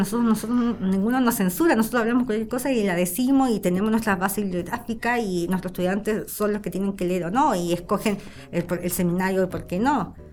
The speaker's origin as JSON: {"language": "Spanish", "town": "La Serena", "region": "Coquimbo", "country": "Chile", "also_born_or_lived": "Elqui Valley", "said": "yo soy de La Serena y tengo como un, fuerte eh, cariño, amor identitario por, el lugar"}